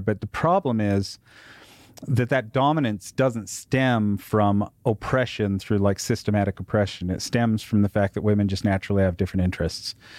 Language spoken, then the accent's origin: English; United States; I'm an American